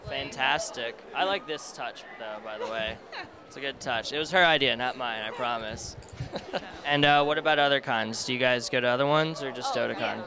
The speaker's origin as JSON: {"language": "English", "region": "Pennsylvania", "country": "United States", "said": "I'm from Pennsylvania"}